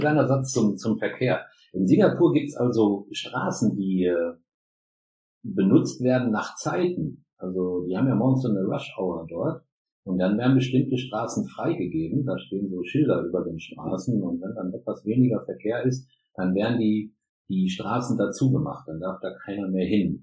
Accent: Germany; ich bin Deutscher

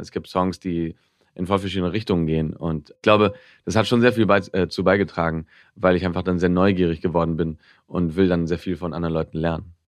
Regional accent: Barcelona, Catalonia, Spain; first language Spanish; also born or lived in Tokyo, Japan; in, Barcelona, bis ich zehn war, bin ich da aufgewachsen und bin immer auf die deutsche Schule gegangen

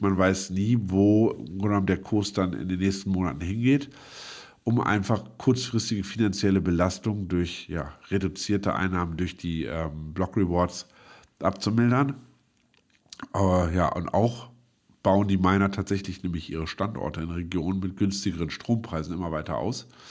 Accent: Braunschweig, Lower Saxony, Germany; moved away as an adult; now in Berlin, Germany; meine Geburtsstadt Braunschweig

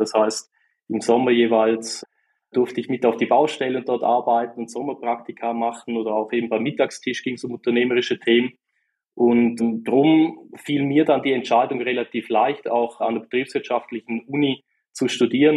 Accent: St. Gallen, Switzerland; man hört es auch. Ich komme aus der wunderschönen Schweiz und ganz genau aus der Ostschweiz, aus äh, St. Gallen

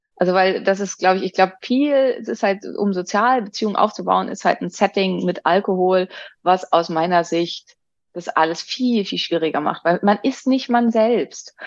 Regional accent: Northern Germany, Germany; ich bin ja aus Norddeutschland.

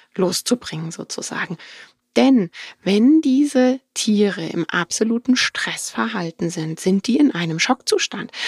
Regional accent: Germany; bei uns in Deutschland

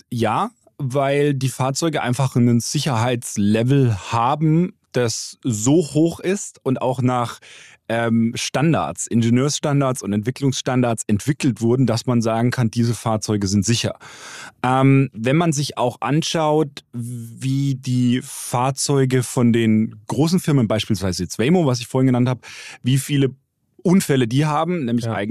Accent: Bavaria, Germany; Ich komme aus Bayern

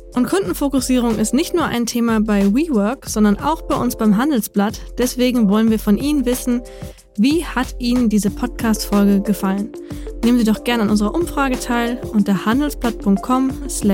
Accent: Lower Saxony, Germany; ich komme aus Niedersachsen.

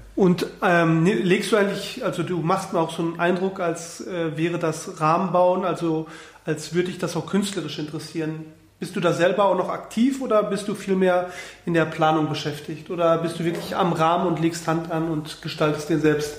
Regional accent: Bochum, North Rhine-Westphalia, Germany; now in Berlin, Germany; Ich komme aus einer Kleinstadt, aus Bochum

